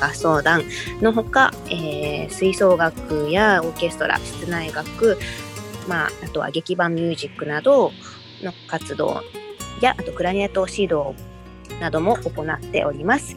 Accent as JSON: {"language": "Japanese", "region": "Kagoshima", "country": "Japan", "tie": "born or raised there", "moved": "as an adult", "lives_now": "Tokyo, Japan", "said": "鹿児島出身で、えー、大学から東京に上京して"}